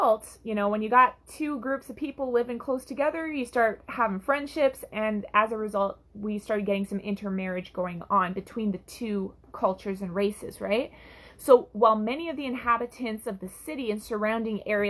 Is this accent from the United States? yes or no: no; Canada; I'm from Canada